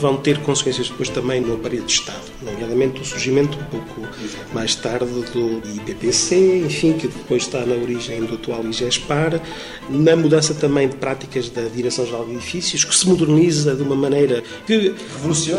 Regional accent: Trás-os-Montes, Portugal; eu sou transmontano

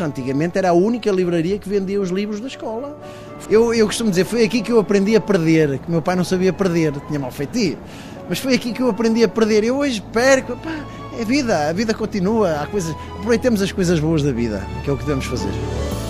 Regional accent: Guimarães, Norte, Portugal; also born or lived in France; por ser vimaranense e vitoriano

